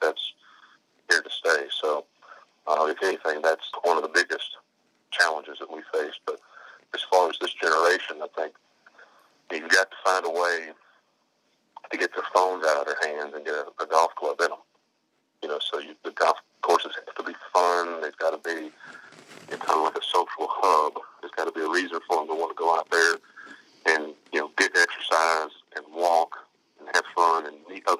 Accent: Indiana, United States; moved away; when I grew up in Indiana

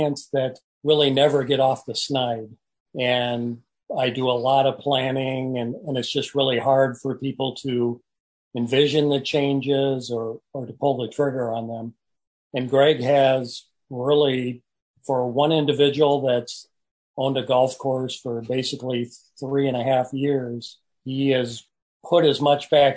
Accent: Bettendorf, Iowa, United States; I've worked for the city of Bettendorf, which happens to be my hometown where I graduated from high school

